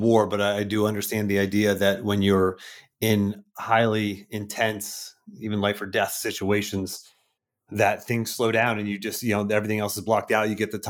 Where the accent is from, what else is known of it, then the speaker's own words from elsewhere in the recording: Pittsburgh, Pennsylvania, United States; growing up in Pittsburgh as a kid